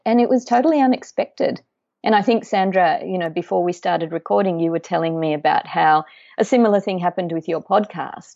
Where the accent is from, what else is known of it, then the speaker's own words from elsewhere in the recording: Australia; also born or lived in Uruguay; we moved to Australia when I was two years old